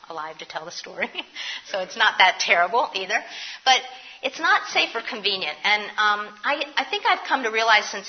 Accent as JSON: {"language": "English", "town": "New York City", "region": "New York", "country": "United States", "moved": "as an adult", "lives_now": "Philadelphia, United States", "said": "I'm a New Yorker. I came to Philly from New York."}